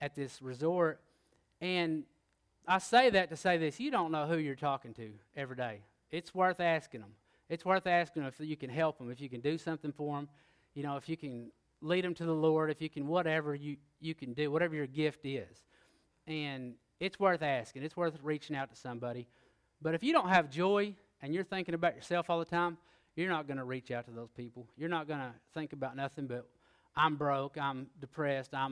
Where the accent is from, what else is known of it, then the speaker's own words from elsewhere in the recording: Oklahoma, United States; I am from Oklahoma, it's a little further north.